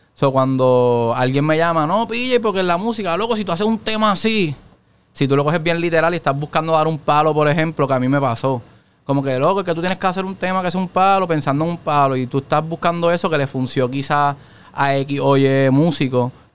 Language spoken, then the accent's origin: Spanish; Ponce, Puerto Rico; also born or lived in Mayagüez; yo soy de Ponce